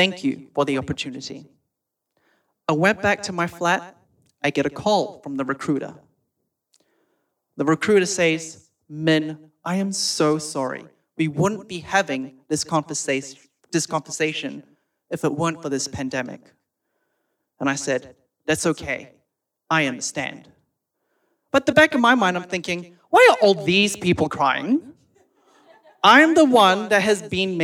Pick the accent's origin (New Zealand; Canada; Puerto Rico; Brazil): New Zealand; moved away as an adult; also born or lived in Sydney, Australia; now in Perth, Australia; I'm a Kiwi